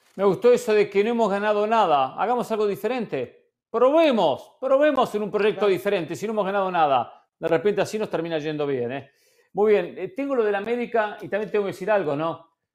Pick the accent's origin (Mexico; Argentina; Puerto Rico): Argentina; como argentino y como hincha de River